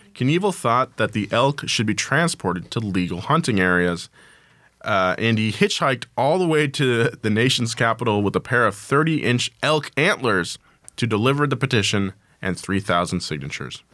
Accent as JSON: {"language": "English", "town": "Atascadero", "region": "California", "country": "United States", "tie": "born or raised there", "said": "where I grew up, sorry, my hometown of a Tascadero"}